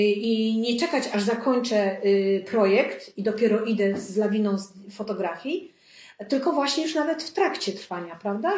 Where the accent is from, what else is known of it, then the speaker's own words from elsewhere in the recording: Lubartów, Lublin Voivodeship, Poland; Pochodzę spod Lublina, z małej miejscowości Lubartu